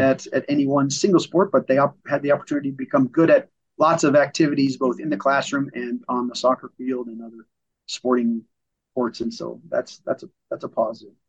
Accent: Cheyenne, Wyoming, United States; also born or lived in Memphis, Tennessee; I came back after my schooling, back to Cheyenne, my hometown

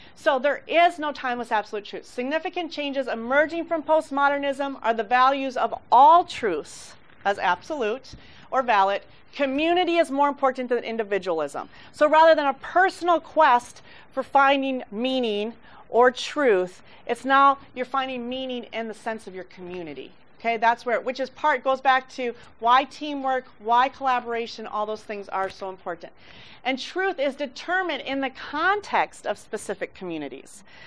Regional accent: Mexico; I grew up in Mexico

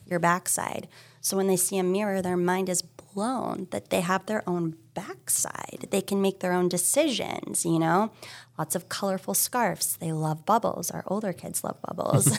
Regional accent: Hilton Head Island, South Carolina, United States; also born or lived in San Francisco; now in Massachusetts, United States; I grew up in South Carolina, Hilton Head Island

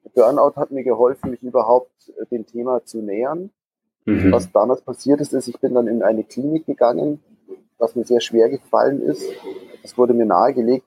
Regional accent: Gröbenzell, Bavaria, Germany; bin im Münchner Westen aufgewachsen, in einem Örtchen namens Gröbenzell

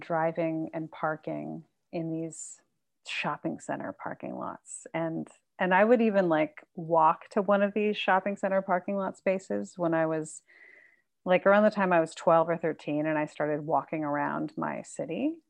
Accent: San Marcos, California, United States; also born or lived in Carlsbad; I grew up in San Marcos, mostly

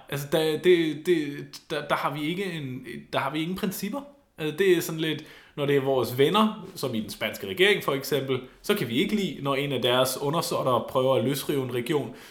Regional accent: Schleswig-Holstein, Germany; moved away; Schleswig-Holsten. Lige der, hvor jeg kommer fra

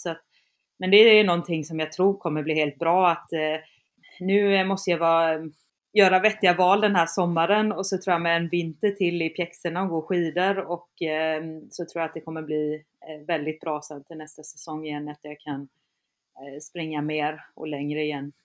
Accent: around Kalmar and Öland, Kalmar County, Sweden; moved away; där jag är ifrån, där det verkligen inte finns backar ja, runt Kalmar och Öland

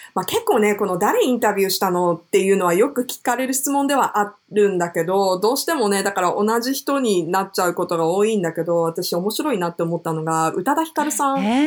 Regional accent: Japan; first language Japanese; also born or lived in New York, United States; 私はもともと日本生まれで、育ちもまあほぼ日本なので、もともとの言語は日本語

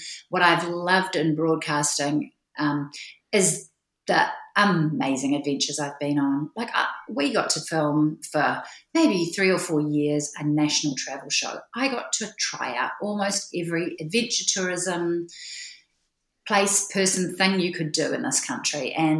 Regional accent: Wellington, New Zealand; also born or lived in England; I was born in Whanganui Atara in Wellington and spent my life growing up around different cities in New Zealand, and even had a stint overseas in England with my whānau as an early teenager.

